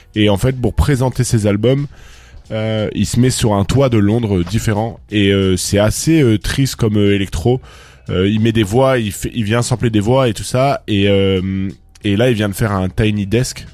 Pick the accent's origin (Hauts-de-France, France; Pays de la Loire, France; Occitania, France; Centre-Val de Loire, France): Occitania, France; Toulouse; moi quand je viens de Toulouse